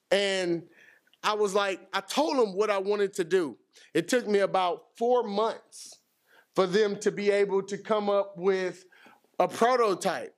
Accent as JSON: {"language": "English", "town": "Houston", "region": "Texas", "country": "United States", "said": "I'm from Houston, you know. We don't go anywhere in Houston"}